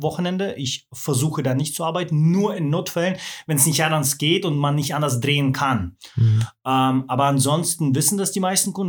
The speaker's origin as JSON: {"language": "German", "area": "Swabia", "region": "Baden-Württemberg", "country": "Germany", "tie": "born or raised there", "said": "Also ich bin, äh, im Schwaberländle aufgewachsen"}